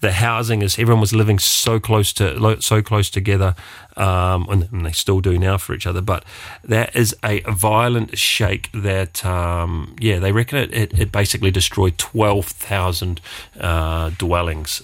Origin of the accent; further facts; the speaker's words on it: Wellington, New Zealand; moved away as an adult; now in Luxembourg; I come from Wellington